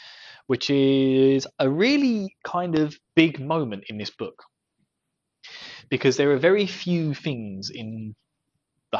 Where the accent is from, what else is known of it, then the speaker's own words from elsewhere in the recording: Essex, East of England, United Kingdom; I'm from Essex.